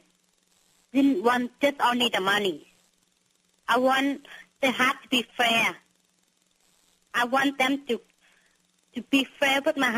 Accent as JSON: {"language": "English", "country": "Vietnam", "also_born_or_lived": "Washington State, United States", "second_language": "English", "moved": "yes", "lives_now": "United States", "said": "Yes, we come from Vietnam, that we met in United States, in Washington."}